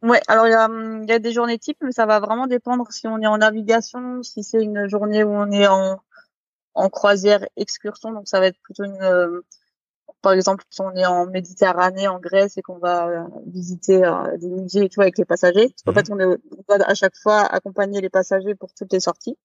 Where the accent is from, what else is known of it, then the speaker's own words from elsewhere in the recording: Strasbourg, Grand Est, France; moved away; also born or lived in French Polynesia; À la base de Strasbourg